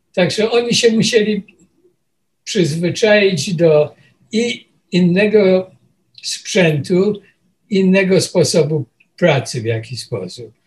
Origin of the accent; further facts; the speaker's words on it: Poland; moved away as an adult; also born or lived in Łódź; now in New York, United States; przyjechałem z Polski i e, wylądowałem w tym Nowym Jorku